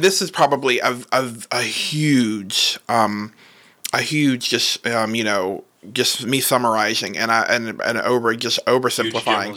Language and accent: English; Southern Virginia, United States; also born or lived in Alexandria, Virginia; I lived there for the first few years, and then I moved to Southern Virginia, so really close to the border